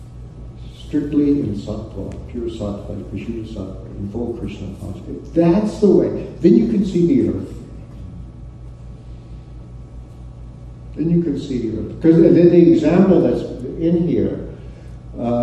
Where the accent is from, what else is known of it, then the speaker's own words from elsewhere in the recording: United States; also born or lived in Texas / Oklahoma; part of my youth, I grew up in Texas and Oklahoma